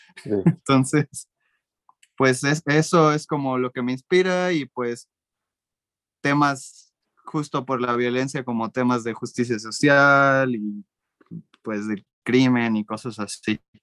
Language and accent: Spanish; Mexico; yo como mexicano